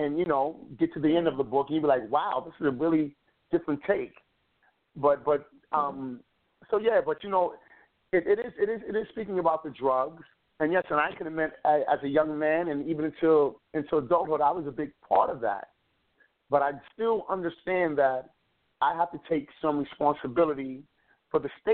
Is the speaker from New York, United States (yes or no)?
yes; New York City, New York, United States; I come from the Bronx, New York